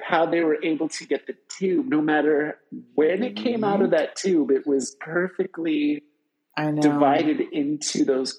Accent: California, United States; I grew up in California, guys

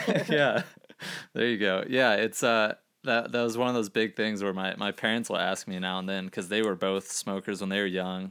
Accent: Gainesville, Florida, United States; moved away; I'm from Gainesville, Florida, originally

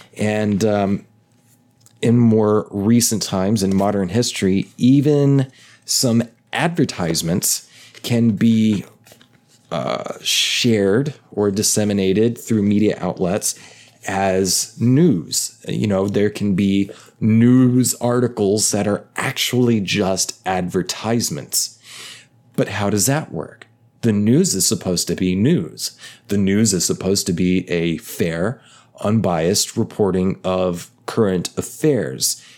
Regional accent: United States; growing up in the United States of America

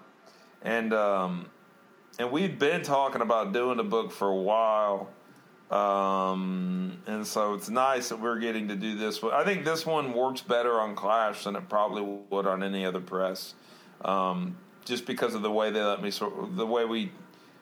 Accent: Texas, United States; moved away as an adult; now in Indiana, United States; I was born in Texas. Lived there for most of my life

